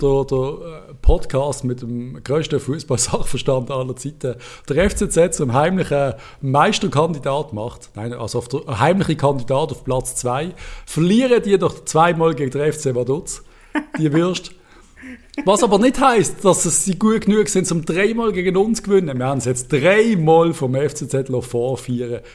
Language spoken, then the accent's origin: German; Basel, Basel-Stadt, Switzerland; als Basler